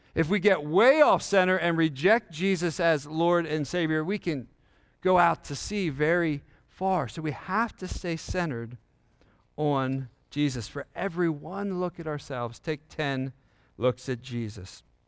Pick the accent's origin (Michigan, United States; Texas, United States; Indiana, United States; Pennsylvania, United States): Pennsylvania, United States; York; I grew up in York, Pennsylvania